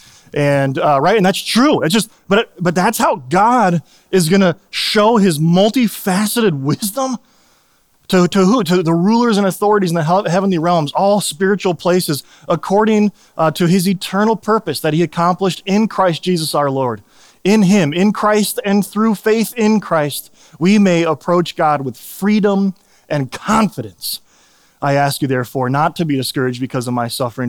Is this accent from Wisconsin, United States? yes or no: no; Chicago, Illinois, United States; I grew up in Chicago